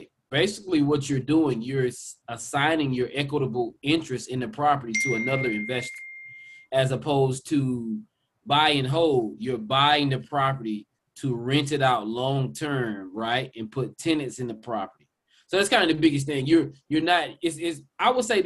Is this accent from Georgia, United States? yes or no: yes; South Georgia, United States; also born or lived in Metro Atlanta, Georgia; now in Atlanta, United States; I grew up in South Georgia for the most part. I'm here locally, of course, in Metro Atlanta, in the Atlanta market.